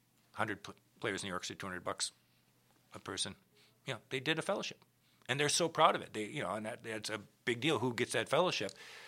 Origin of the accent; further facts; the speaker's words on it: Minnesota, United States; You know, you come from Iowa, I come from Minnesota. There is a difference in Midwest, you know